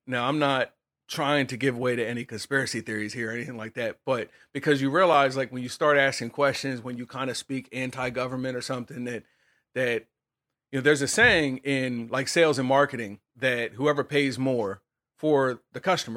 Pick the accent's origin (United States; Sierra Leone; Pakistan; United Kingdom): United States; I'm an American, or I'm a citizen of the faith first, but I'm a citizen of America